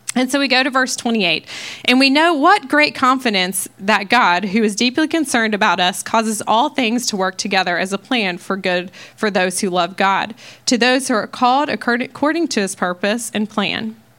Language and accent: English; Ohio, United States; moved away as an adult; now in Texas, United States; I'm from Ohio. Um, I've lived there um, most of my life until I moved to Texas